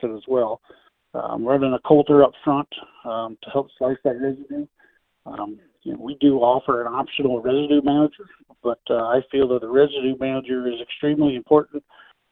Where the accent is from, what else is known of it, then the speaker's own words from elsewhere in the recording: Illinois, United States; I grew up in Illinois